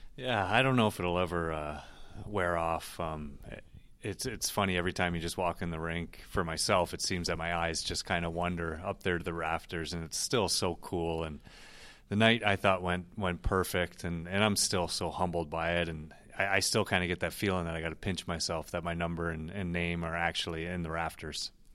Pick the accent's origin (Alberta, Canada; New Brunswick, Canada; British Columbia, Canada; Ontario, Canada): Ontario, Canada; Toronto; moved away; growing up in Toronto